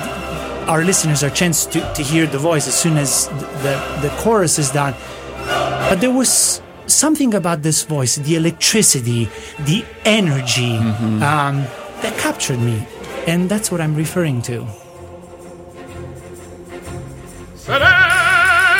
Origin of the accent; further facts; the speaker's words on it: Naples region, Campania, Italy; I am from the Naples region